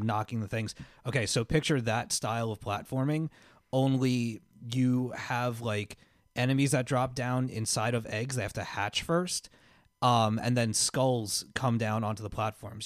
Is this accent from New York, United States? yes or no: yes; Miller Place, New York, United States; I grew up on Harrison Avenue in Miller Place, uh, Long Island, New York, right? I lived there for nine and a half years